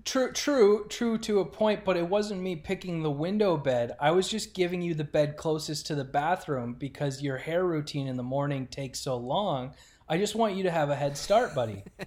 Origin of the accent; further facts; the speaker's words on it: Oklahoma City, Oklahoma, United States; accent: New York OKC accent; moved away as an adult; also born or lived in Rochester, New York / Edmonton; from Rochester, New York, spent my formative years in Oklahoma City and then moved up to Edmonton for my first big league job